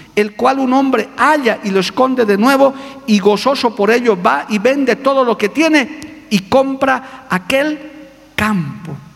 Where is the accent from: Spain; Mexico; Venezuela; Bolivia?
Bolivia; also born or lived in Cochabamba; yo soy boliviano, soy andino, todavía tengo algo de Aymara.